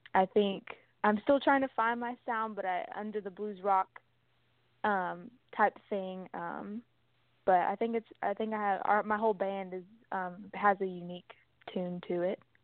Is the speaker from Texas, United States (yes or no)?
yes; Texas, United States; I'm from Texas